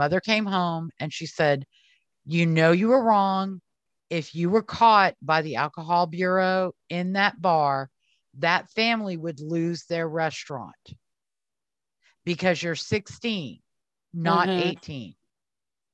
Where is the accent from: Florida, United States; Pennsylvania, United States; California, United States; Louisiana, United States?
Louisiana, United States; New Orleans; I grew up in New Orleans